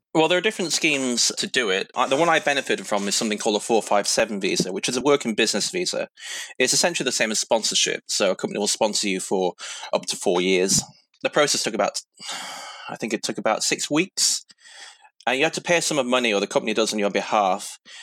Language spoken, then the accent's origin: English; United Kingdom; now in Sydney, Australia; quite a few of us Brits